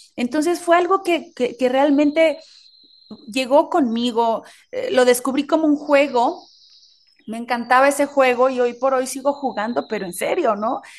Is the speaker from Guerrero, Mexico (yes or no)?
no; Oaxaca, Mexico; el sazón de mi tierra